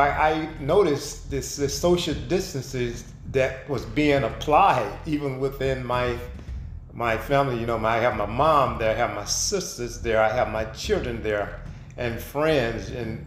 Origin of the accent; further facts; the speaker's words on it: United States; moved away as an adult; now in Heidelberg, Germany; I am an American that has been living in Germany for several years.